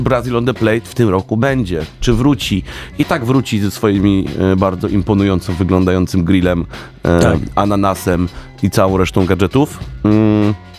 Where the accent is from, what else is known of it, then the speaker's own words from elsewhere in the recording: Silesian Voivodeship, Poland; danie z moich rodzinnych stron